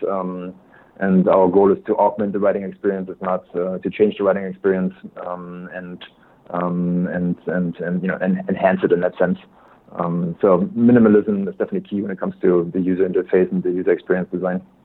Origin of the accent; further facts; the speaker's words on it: Germany; English is a second language; moved away as an adult; also born or lived in Switzerland; now in United States; born and raised in Germany. My accent probably gives me away right away